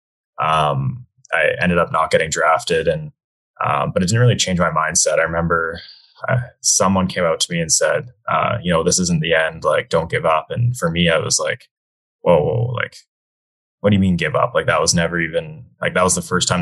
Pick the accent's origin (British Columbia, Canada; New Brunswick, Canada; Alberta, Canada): British Columbia, Canada; Whistler; I grew up in Whistler, BC.